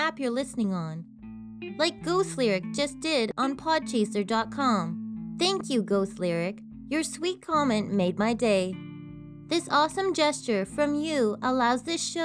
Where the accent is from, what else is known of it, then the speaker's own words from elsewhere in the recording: Canada; I'm Canadian Girl